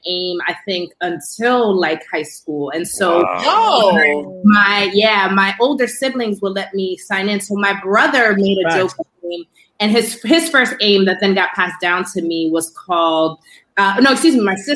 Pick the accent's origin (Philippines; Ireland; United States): United States; New York City, New York; I grew up in Soundview